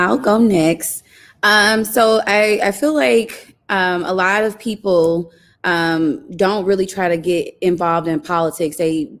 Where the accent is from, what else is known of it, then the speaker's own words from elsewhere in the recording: St. Louis, Missouri, United States; moved away as an adult; now in Washington, D.C., United States; I was born and raised in St. Louis, Missouri. I went to college there, went to high school there. I lived there my entire life. My entire family lives there.